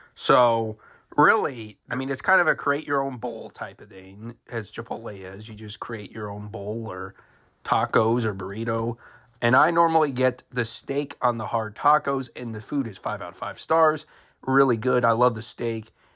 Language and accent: English; Marysville, Ohio, United States; Marysville, Ohio, my hometown